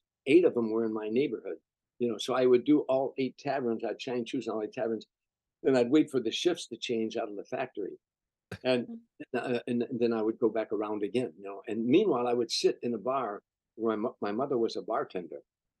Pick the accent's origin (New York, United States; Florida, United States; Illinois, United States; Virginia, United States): Illinois, United States; Harvey; Cars were coming from everywhere in the suburb that I lived in, Harvey, Illinois.